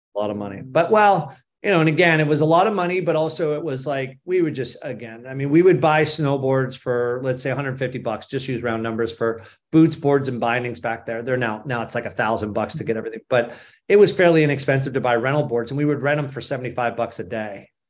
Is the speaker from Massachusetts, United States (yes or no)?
yes; Boston, Massachusetts, United States; moved away; also born or lived in Vail, Colorado; I grew up in Boston, Massachusetts, and spent most of my time there until I moved to Vail in nineteen eighty-seven